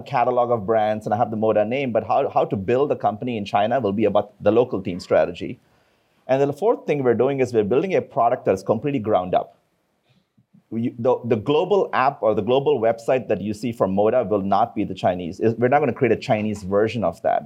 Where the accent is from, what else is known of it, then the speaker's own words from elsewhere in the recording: India; moved away; I come from India